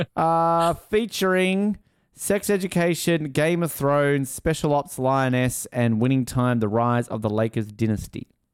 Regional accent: Australia; as an Australian

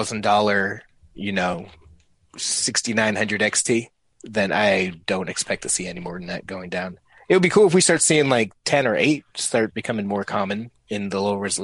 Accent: New England, United States; I'm from New England

